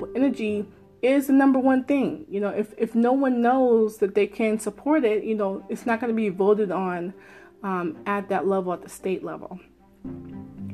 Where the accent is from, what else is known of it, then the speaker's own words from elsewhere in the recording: Maryland, United States; I'm so proud of my home state, where I am